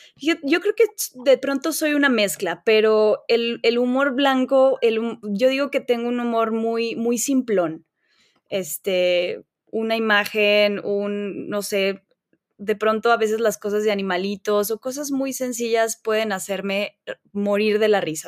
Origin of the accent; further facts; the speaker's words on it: León, Guanajuato, Mexico; nací en León, Guanajuato. He pasado la gran parte de mi vida aquí. Este, en realidad, pues toda mi vida